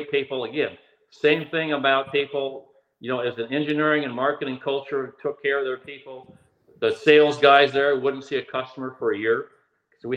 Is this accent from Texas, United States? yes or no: no; Oregon, United States; moved away; I grew up in Oregon